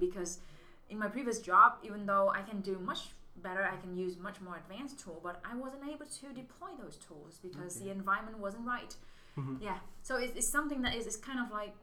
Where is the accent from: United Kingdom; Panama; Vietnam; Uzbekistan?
Vietnam; Southern Vietnam; moved away as an adult; also born or lived in Singapore; now in United States; So I'm from Vietnam. I was born in the central and my family moved south when I was 6